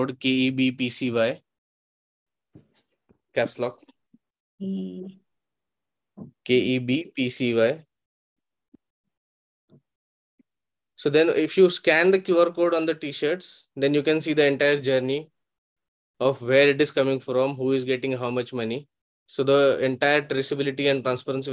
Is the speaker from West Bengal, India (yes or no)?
no; Aurangabad, Maharashtra, India; I come from Marathwada, Aurangabad